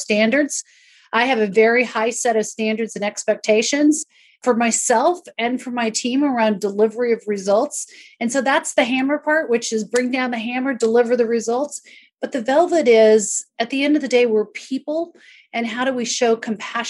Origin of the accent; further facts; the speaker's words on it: an hour north of Seattle, Northwest U.S., Washington, United States; I grew up an hour north of Seattle. I grew up on a farm